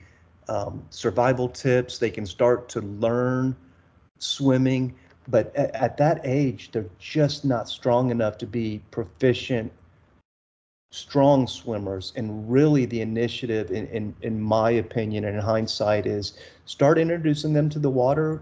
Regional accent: South Texas coast, United States; My wife and I, we grew up in the South Texas on the coast

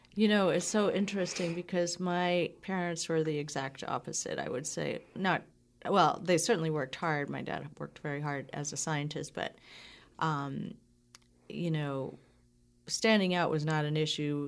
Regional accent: Falmouth, Massachusetts, United States; I grew up in Cape Cod. Okay, so Falmouth

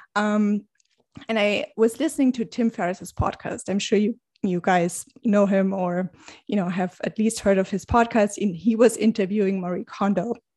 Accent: Germany; moved away as an adult; now in New York City, United States; I am originally from Germany. I've been living in New York City, uh, for the past, I think, nine years.

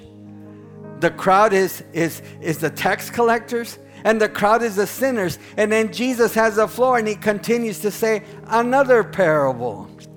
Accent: San Angelo, Texas, United States; I was born and raised in San Angelo, Texas, the wool capital of the world

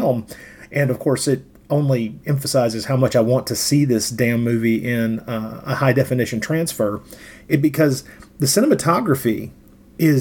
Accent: Tennessee, United States; I grew up in Tennessee

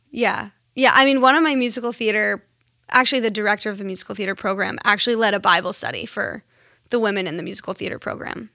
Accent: Pittsburgh, Pennsylvania, United States; now in Connecticut, United States; I'm from Pittsburgh, Pennsylvania.

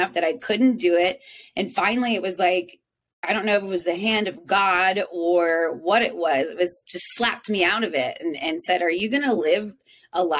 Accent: South Texas, United States; moved away as an adult; now in Nashville, United States; I grew up in South Texas with a single father

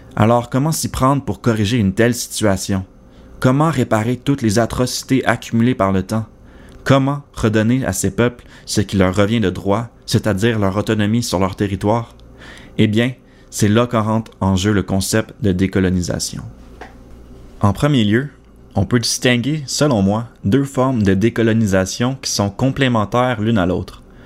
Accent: Quebec, Canada

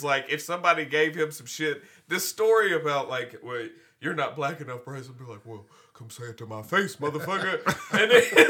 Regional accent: Glasgow, Kentucky, United States; growing up in Glasgow, I think Glasgow as an overreaching theme was a little bit more insulated, especially compared to the surrounding areas

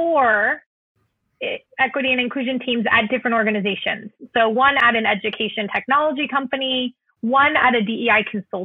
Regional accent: Southern California, United States; I grew up in Southern California

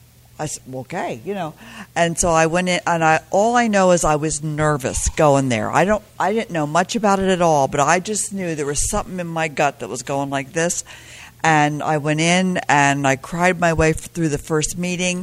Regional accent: Pennsylvania, United States; I grew up in Pennsylvania

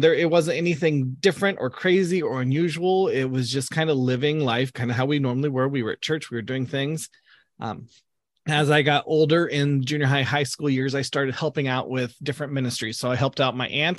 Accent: Southern Illinois, United States; moved away as an adult; now in Greensburg, Indiana, United States; I grew up down in Southern Illinois, which is way down below Chicago, uh, down near Saint Louis area

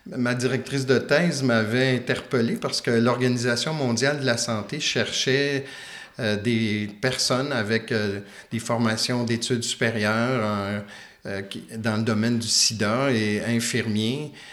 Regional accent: Quebec, Canada; also born or lived in Switzerland; le fait d'être québécois

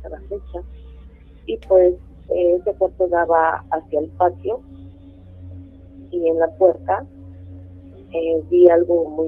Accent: State of Mexico, Mexico; born or raised there

